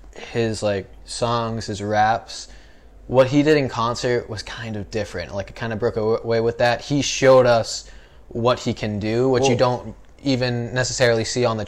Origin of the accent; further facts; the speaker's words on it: Sandwich, Massachusetts, United States; moved away as an adult; now in Burbank, United States; I live in a small town in Massachusetts called Sandwich